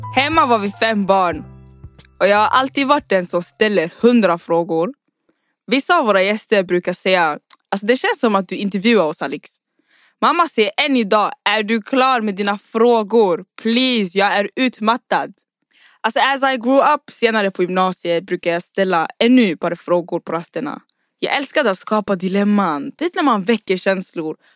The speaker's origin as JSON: {"language": "Swedish", "town": "Uddevalla", "region": "Västra Götaland", "country": "Sweden", "tie": "born or raised there", "said": "Jag kom till Sverige i november 2005. At the time var jag bara nio år gammal och vi hamnade i en liten stad nära Trollhättan. Den kallades Uddevalla"}